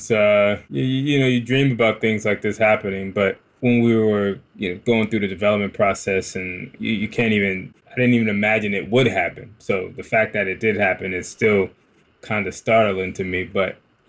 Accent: Newark, New Jersey, United States; we grew up in Newark, New Jersey, which is a very radical city.

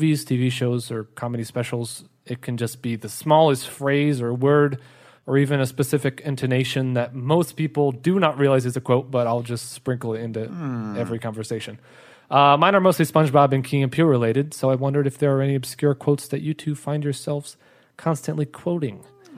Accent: São Paulo, Brazil; also born or lived in United States; I'm a freelance illustrator based in São Paulo. Even though I was born in the U.S., I grew up here in Brazil.

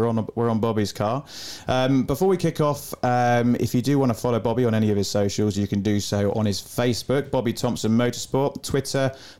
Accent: South East England, United Kingdom; I'm from Surrey, darling.

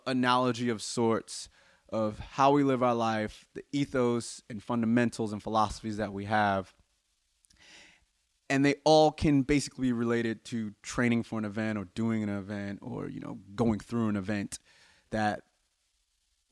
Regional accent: United States; I'm obviously American

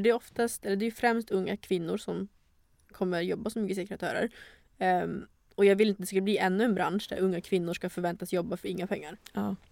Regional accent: Luleå, Norrbotten County, Sweden; moved away as an adult; now in Stockholm, Sweden; Jag är 24 år, född och uppvuxen i Luleå

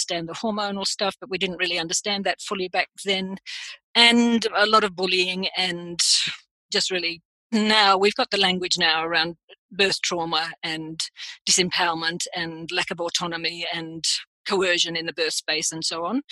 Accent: Australia; also born or lived in London; I am Australian

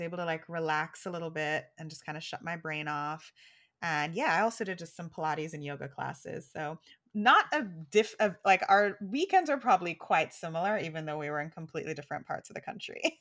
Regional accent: Jamaica; now in New York, United States; we're Jamaican.

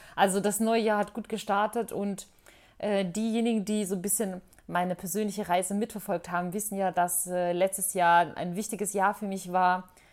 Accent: Bosnia & Herzegovina; now in Germany; in Bosnien, in meiner Heimat

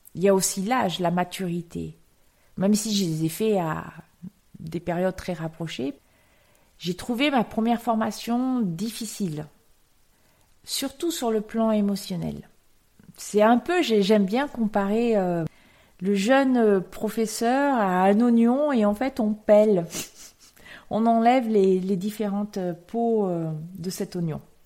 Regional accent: France; en tant que Français

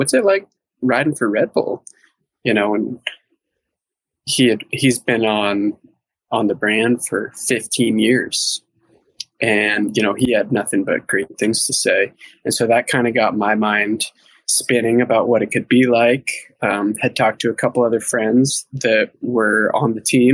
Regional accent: Southwest Connecticut, United States; I grew up in Connecticut, Southwest Connecticut

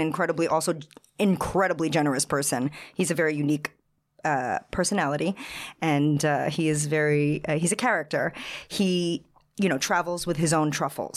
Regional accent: Long Island, New York, United States; moved away as an adult; also born or lived in East Village, New York City / Seville, Spain; I'm originally from Long Island.

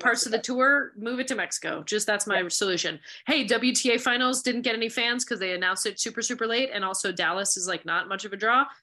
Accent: Montreal, Quebec, Canada; I grew up in Montreal

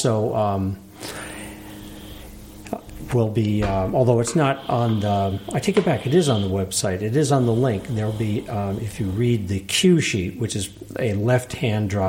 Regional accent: Vermont, United States; also born or lived in Capital District, New York; now in Altamont, United States; I grew up in Vermont, then moved down here in around 1980, and I moved to Altamont in 91.

